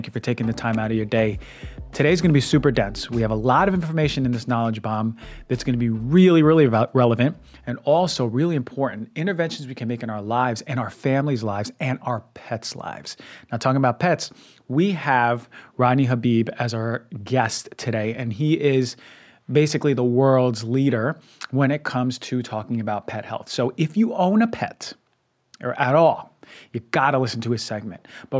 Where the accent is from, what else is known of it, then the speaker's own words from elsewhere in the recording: Queens, New York, United States; So as you may not know, I grew up in Queens, New York, and I wasn't exposed to tons of grass.